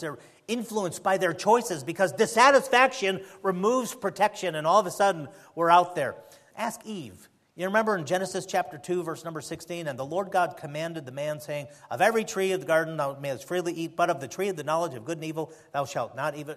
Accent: United States; As an American

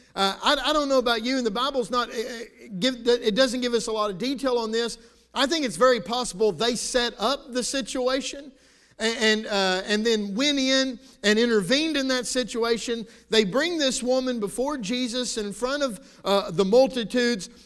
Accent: United States; I'm thankful to be a citizen of the United States of America

